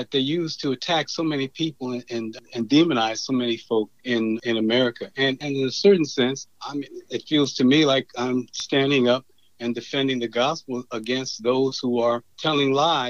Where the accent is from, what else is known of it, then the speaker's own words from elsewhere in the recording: Farmville, Virginia, United States; I was born in Farmville, Virginia, in Prince Edward County, which is pretty much a rural county. My family there was a deeply religious family.